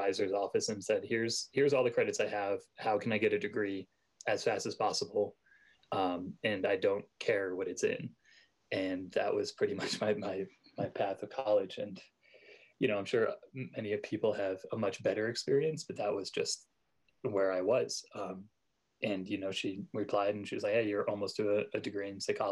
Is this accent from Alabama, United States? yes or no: no; New York, United States; moved away as an adult; also born or lived in Oregon; now in Colorado, United States; I was born and raised in New York